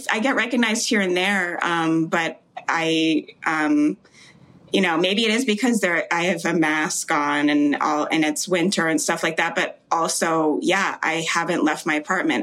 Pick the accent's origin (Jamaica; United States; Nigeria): Jamaica; I was born in Jamaica